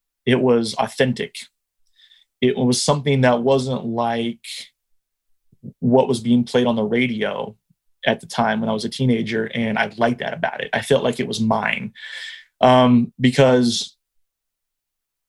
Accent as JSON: {"language": "English", "region": "New Jersey", "country": "United States", "tie": "born or raised there", "also_born_or_lived": "Ohio / Oregon / Kentucky / Columbus, Ohio", "moved": "yes", "said": "I was born in Jersey and spent part of my childhood growing up there, and then went to high school in Ohio"}